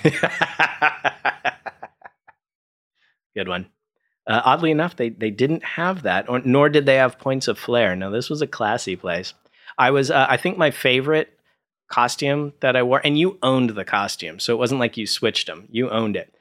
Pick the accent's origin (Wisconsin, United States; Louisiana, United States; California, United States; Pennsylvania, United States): California, United States; Orange County; also born or lived in Burbank; I grew up in Orange County and then, uh, moved to Burbank